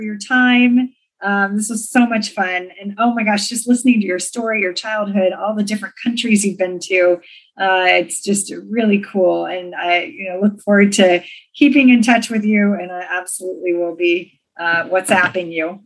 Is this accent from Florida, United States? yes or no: no; Redondo Beach, California, United States; I grew up in Redondo Beach